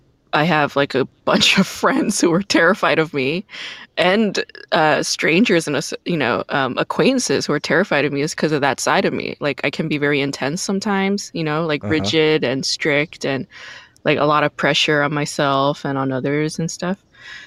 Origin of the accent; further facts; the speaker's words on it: New York, United States; also born or lived in Korea / Brooklyn; I wasn't born in the States. I was born in Korea, and then I lived in Brooklyn, which is very diverse. And then my parents moved the family to like Rockland County, New York, which is the suburbs, and it's very white.